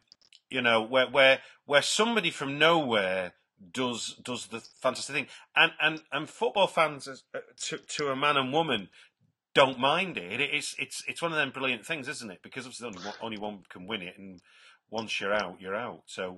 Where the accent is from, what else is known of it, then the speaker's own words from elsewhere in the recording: England, United Kingdom; As an Englishman